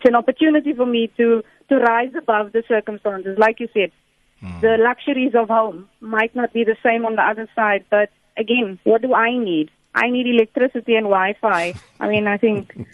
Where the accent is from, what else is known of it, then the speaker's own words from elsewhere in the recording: South Africa; I'm South African